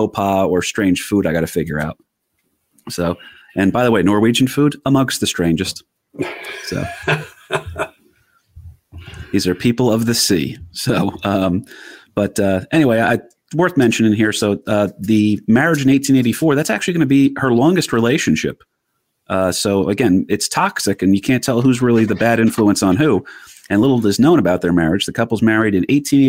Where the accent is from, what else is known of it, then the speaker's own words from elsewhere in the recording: New Jersey, United States; we grew up in Jersey